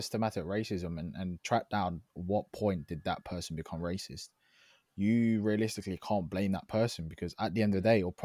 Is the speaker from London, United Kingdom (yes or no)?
yes; London, United Kingdom; accent: London; I'm realistically not from this country, but I grew up here.